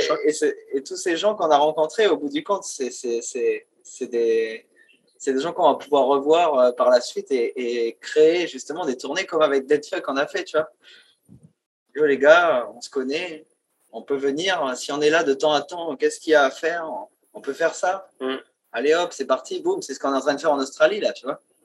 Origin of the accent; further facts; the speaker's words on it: New Caledonia; chez nous, en Calédonie